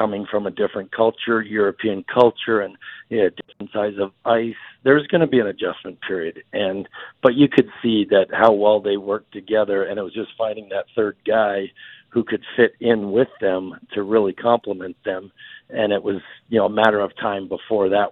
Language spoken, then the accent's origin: English; Canada; growing up in Canada